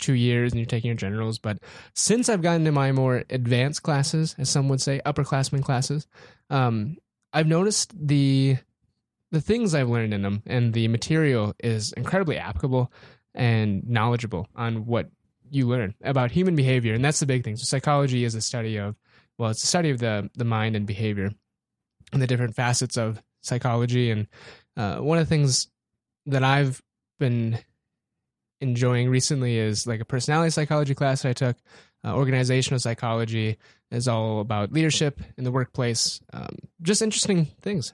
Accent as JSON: {"language": "English", "town": "Aberdeen", "region": "South Dakota", "country": "United States", "tie": "born or raised there", "said": "born and raised Aberdeen, South Dakota"}